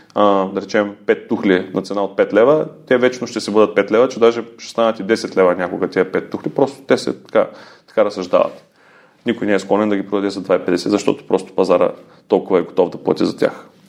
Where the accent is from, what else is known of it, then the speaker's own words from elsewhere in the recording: Ruse, Ruse Province, Bulgaria; Аз съм си от Русе, живял съм на различни места по света